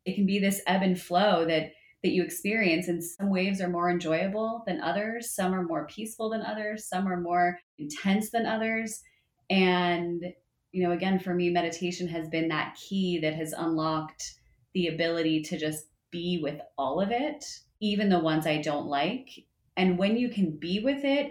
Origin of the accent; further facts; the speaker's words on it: New Jersey, United States; I grew up in North Jersey, and so I spent a good amount of time at the Jersey Shore, like any good Jersey girl does